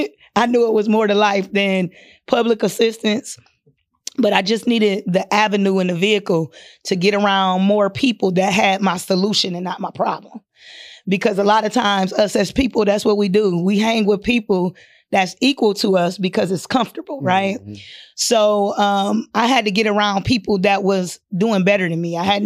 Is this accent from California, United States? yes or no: no; Akron, Ohio, United States; So I was raised in Akron, Ohio, LBJ City. Well, we moved around a lot, but I'm from Akron, Ohio.